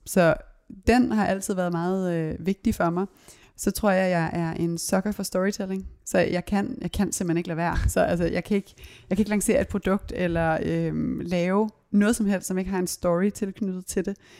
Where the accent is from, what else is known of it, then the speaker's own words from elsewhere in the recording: Copenhagen, Capital Region of Denmark, Denmark; jeg voksede op både på Christiania og Christianshavn